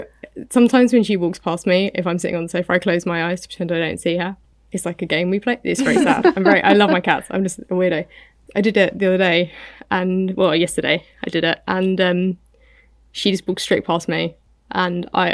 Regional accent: United Kingdom; I'm British.

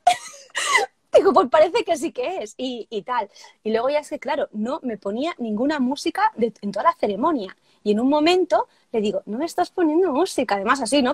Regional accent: Barcelona, Catalonia, Spain; yo soy de Barcelona, de, de España

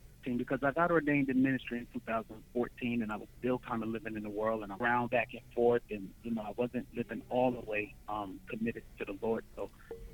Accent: Newark, New Jersey, United States; moved away as an adult; now in Georgia, United States; I'm actually originally from Newark, New Jersey. It's up north. But right now I'm resident in Georgia

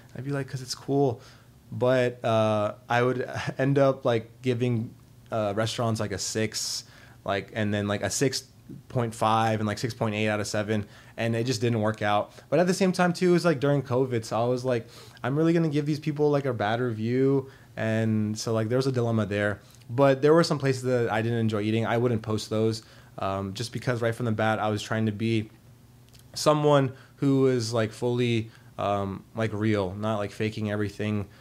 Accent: Arlington, Virginia, United States; also born or lived in Richmond, Virginia; I am from Arlington, Virginia. Um, I grew up there for most of my entire life

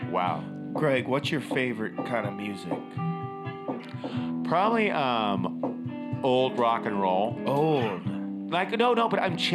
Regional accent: Inglewood, California, United States; my nickname in school, because I grew up in Inglewood

